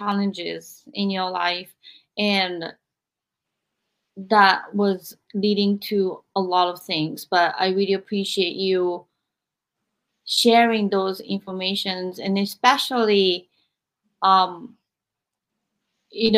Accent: Japan; moved away as an adult; growing up, I was born in 1976 in Japan

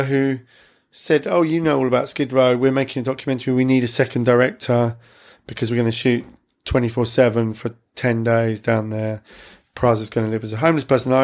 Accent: Clacton-on-Sea, East of England, United Kingdom; my hometown, which is Clacton-on-Sea

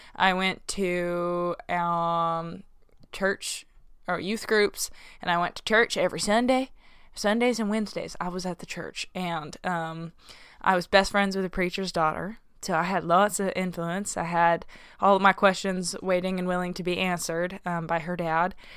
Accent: Arkansas, United States; growing up in Arkansas

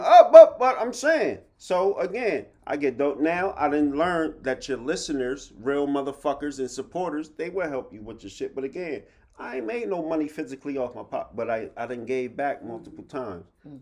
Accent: Harrisburg, United States; I came from Harrisburg High

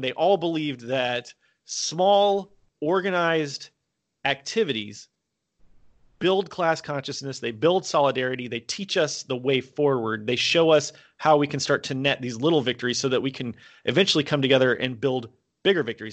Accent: United States; moved away as an adult; also born or lived in South Korea; now in Vietnam

